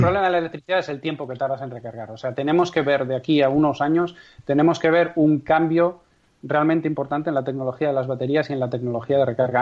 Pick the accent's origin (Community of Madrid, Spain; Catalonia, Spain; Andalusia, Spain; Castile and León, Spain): Castile and León, Spain; Castrejón de Trabancos